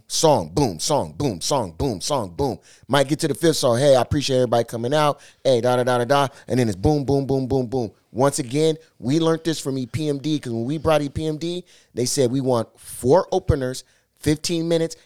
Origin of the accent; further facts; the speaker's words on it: Seattle, Washington, United States; I'm from the town